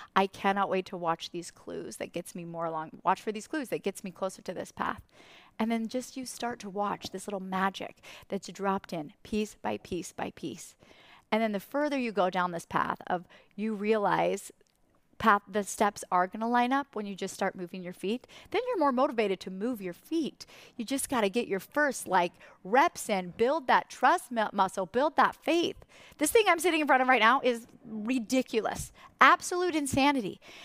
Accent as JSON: {"language": "English", "region": "Idaho", "country": "United States", "said": "from Idaho"}